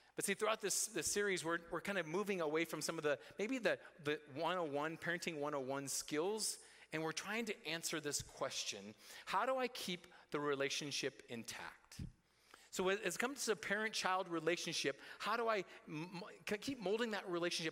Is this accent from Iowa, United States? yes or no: yes; Roland, Iowa, United States; from Roland, my, my hometown, to Story City, where our high school was